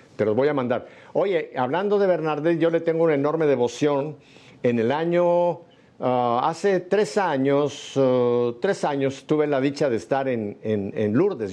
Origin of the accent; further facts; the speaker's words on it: Mexico; México, en mi país